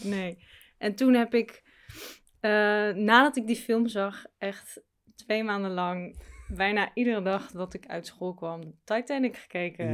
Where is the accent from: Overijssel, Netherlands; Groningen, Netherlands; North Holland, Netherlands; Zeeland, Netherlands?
North Holland, Netherlands; Amstelveen; Geboren ook in Amsterdam, maar opgegroeid in Amstelveen.